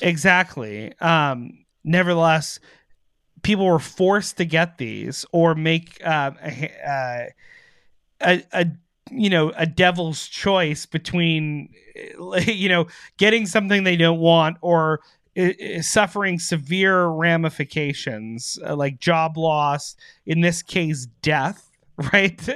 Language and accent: English; Canada